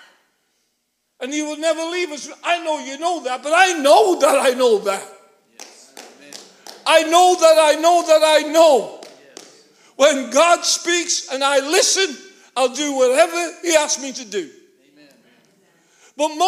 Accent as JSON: {"language": "English", "town": "Liverpool", "region": "North West England", "country": "United Kingdom", "tie": "born or raised there", "said": "Born and bred in Liverpool"}